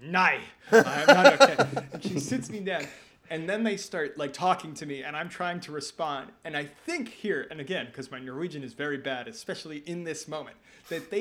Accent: United States; now in Norway; I am American

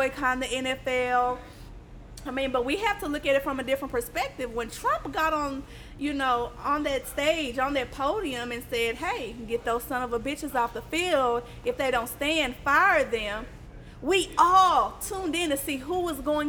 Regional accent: Chicago, Illinois, United States; I'm from Chicago

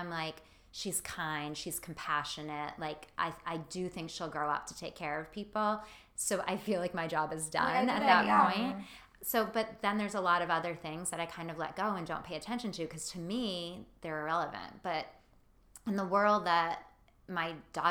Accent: Massachusetts, United States; I'm from Massachusetts, so I'm very proud to be a Northeast girl

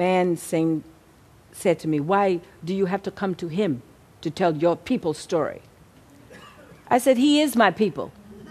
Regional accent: Texas, United States; Well, having talked about my background growing up in Texas and all that I went through as a kid, I didn't have any fear.

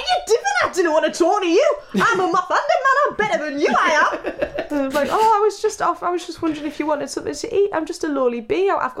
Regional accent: North East England, United Kingdom; But I'm from like 30 minutes away from Sunderland, if you can believe that.

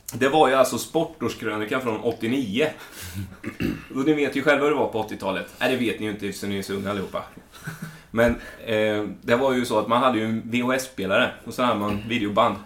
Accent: Småland, Sweden; jag växte upp i Småland på ett ställe där det inte finns någonting annat än skog

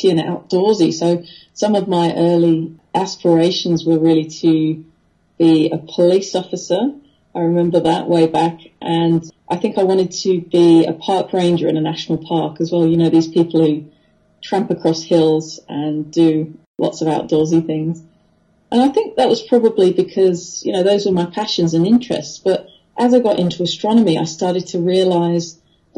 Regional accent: Wethersfield, East of England, United Kingdom; now in Australia; we lived in a little village called Wethersfield, which is just north of London by about 50, 60 kilometres

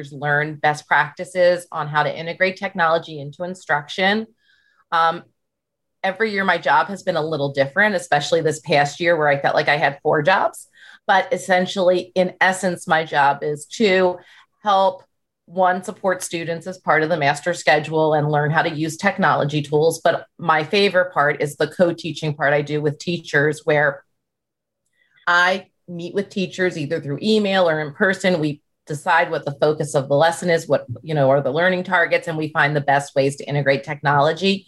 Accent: Northern Virginia, United States; Northern Virginia

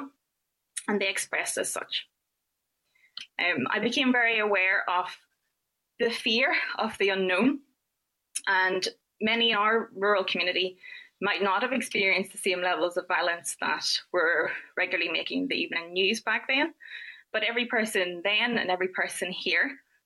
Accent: Northern Ireland, United Kingdom; moved away as an adult; I moved away from Northern Ireland

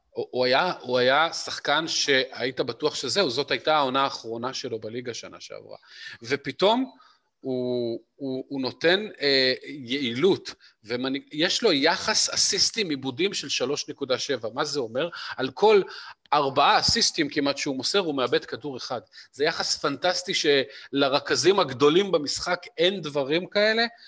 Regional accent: Israel; כולנו, בתור ישראלים פרובינציאליים

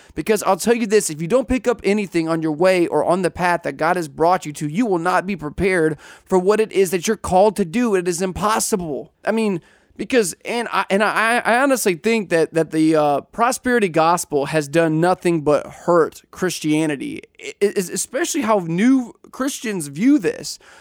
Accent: Southeast Missouri, United States; I grew up in Southeast Missouri

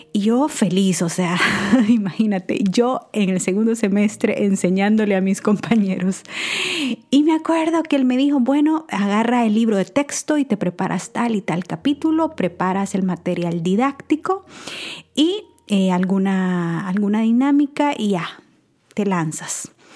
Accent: El Salvador; moved away as an adult; Yo soy nacida en El Salvador, y tuve la oportunidad de estudiar allá hasta la universidad.

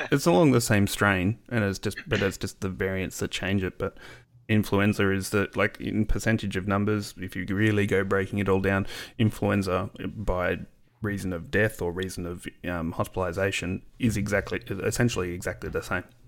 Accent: Australia; being an Aussie

